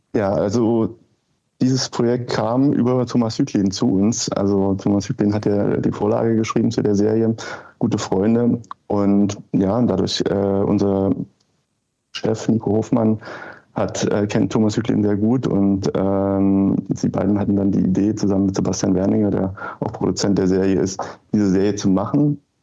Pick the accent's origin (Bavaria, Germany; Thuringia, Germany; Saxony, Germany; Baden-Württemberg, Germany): Saxony, Germany; near Leipzig, eastern Germany; ich bin im Osten aufgewachsen.